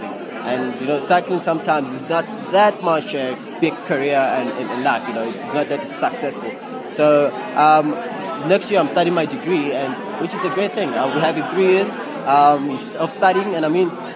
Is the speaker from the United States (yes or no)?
no; Diepsloot, Gauteng, South Africa; I'm from Deptford